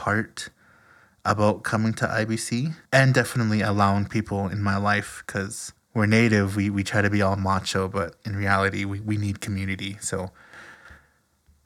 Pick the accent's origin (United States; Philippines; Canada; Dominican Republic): Canada; Alberta; moved away as an adult; I am from Canada, and that's my home. That's where my people are